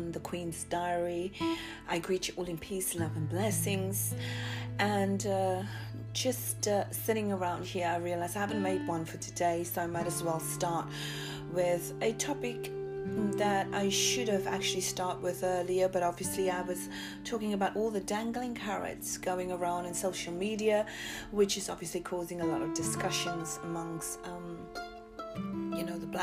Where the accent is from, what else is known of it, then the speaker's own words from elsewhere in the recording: Cape Town, Western Cape, South Africa; growing up in South Africa, growing up in the townships of South Africa in a place called Mitchell's Plain